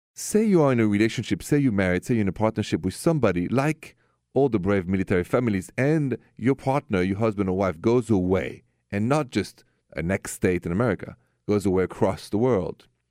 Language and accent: English; Paris, Île-de-France, France; accent: French; English is a second language; moved away; my accent is French. Straight from Paris